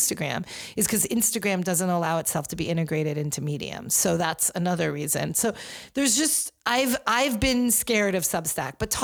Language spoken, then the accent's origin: English; Rye, New York, United States; when I was growing up in New York in Rye